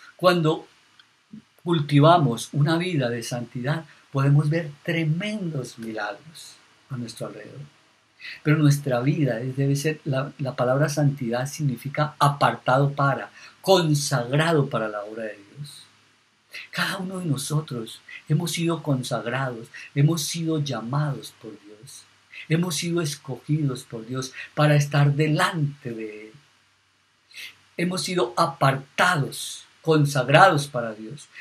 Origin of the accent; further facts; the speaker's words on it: Los Llanos, Colombia; yo soy de Los Llanos